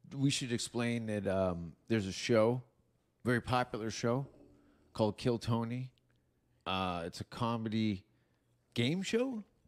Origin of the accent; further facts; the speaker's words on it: Hamilton, Ontario, Canada; accent: Canadian; moved away; my hometown is in between Niagara Falls and Toronto